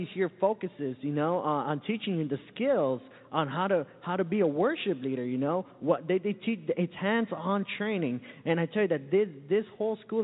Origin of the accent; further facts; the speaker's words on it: Santa Ana, California, United States; now in Florida, United States; I come all the way from Southern California, a little town called Santa Ana.